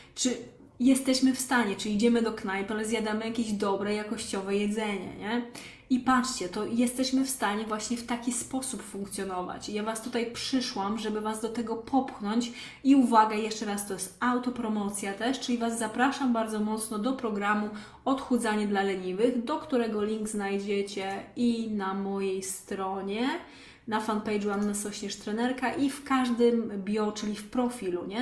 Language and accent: Polish; Lesser Poland, Poland; moved away; pochodzę z małej wsi w Małopolsce